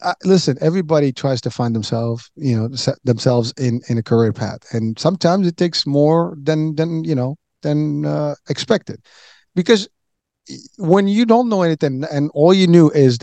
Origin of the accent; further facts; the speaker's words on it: Morocco; moved away; I'm originally from Morocco.